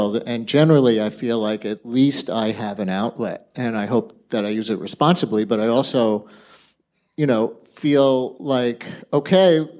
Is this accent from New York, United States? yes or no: yes; New York City, New York, United States; also born or lived in Bronx; I started life in the Bronx. My first Yankee games were in the Bronx, but I really grew up in Queens